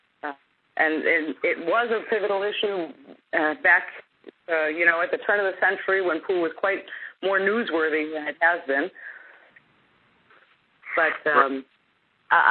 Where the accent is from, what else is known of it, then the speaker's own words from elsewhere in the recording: Chicago, Illinois, United States; I'm from Chicago